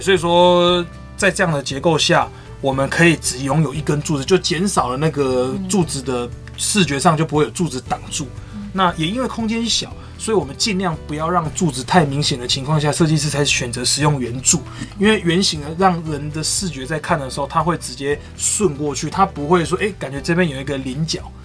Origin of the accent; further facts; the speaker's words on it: Minxiong, Chiayi County, Taiwan; also born or lived in Australia; 我们这些的家乡，就是，就是明雄，因为我们就是住在明雄